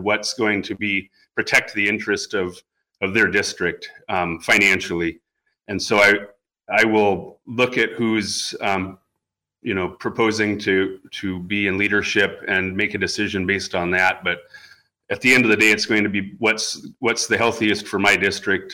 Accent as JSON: {"language": "English", "town": "Homer", "region": "Alaska", "country": "United States", "tie": "born or raised there", "also_born_or_lived": "Fairbanks, Alaska", "said": "I grew up uh, 16 and a half mile East End Road um, in Homer."}